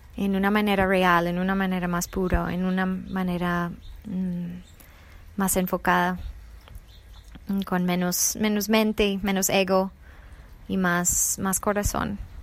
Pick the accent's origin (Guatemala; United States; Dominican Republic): United States; Spanish is a second language; moved away; also born or lived in Colombia; soy originalmente de Estados Unidos